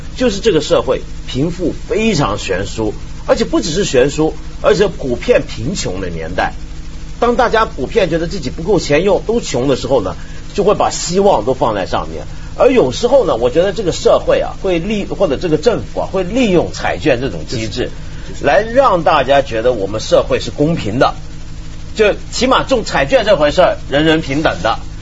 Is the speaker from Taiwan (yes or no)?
no; Hong Kong; 以前我小时候在香港啊